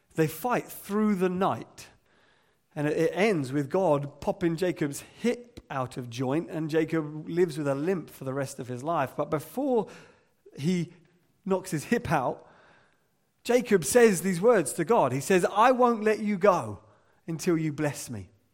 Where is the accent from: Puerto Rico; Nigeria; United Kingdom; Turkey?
United Kingdom; England; as English people